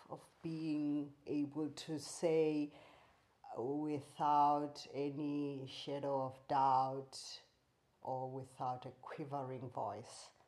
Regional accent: South Africa; I'm South African. I grew up under apartheid.

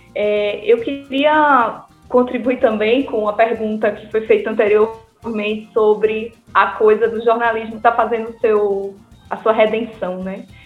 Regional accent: Northeast Region, Brazil; muito bom falar com as conterrâneas

